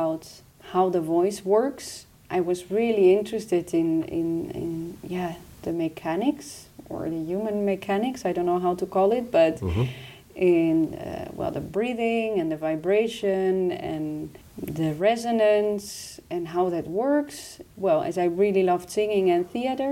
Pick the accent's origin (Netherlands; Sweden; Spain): Netherlands; Amsterdam area, North Holland; English is a second language; moved away as an adult; also born or lived in Utrecht; now in Eindhoven, Netherlands; I'm from Amsterdam area originally